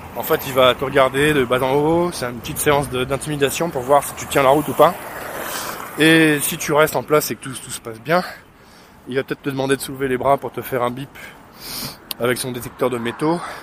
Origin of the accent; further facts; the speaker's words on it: France; je suis français